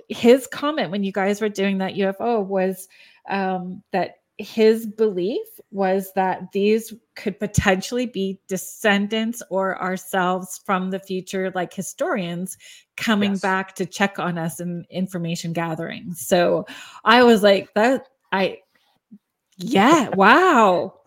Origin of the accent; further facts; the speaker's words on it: Sault Ste. Marie, Ontario, Canada; I'm from Northern Ontario, Sault Ste. Marie area